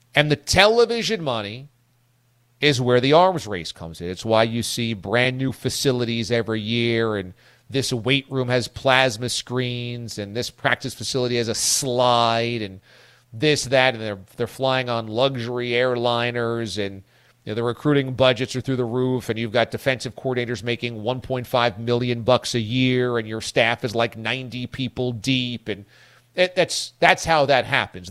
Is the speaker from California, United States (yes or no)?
no; Hudson Valley, New York, United States; nobody that I grew up with in the Hudson Valley of New York State